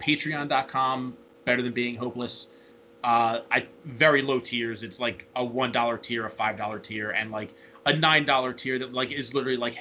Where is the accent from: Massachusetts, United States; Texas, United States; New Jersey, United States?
New Jersey, United States; Atlantic City; I'm from like South. I'm from like Atlantic City